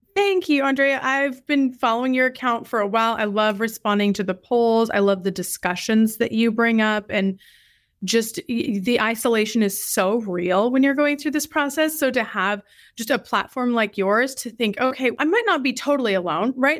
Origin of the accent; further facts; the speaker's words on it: Idaho, United States; moved away as an adult; also born or lived in Eastern Washington / Tucson, Arizona / Indianapolis; now in Dallas, United States; I'm originally from Idaho